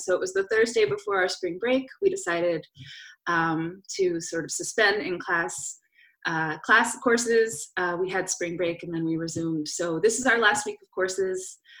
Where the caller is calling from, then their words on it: Philadelphia, Pennsylvania, United States; I'm calling in from South Philadelphia